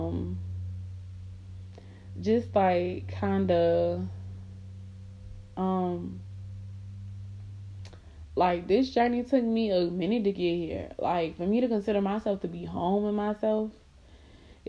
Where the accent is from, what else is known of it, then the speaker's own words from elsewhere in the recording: Miami, Florida, United States; moved away; I'm from Miami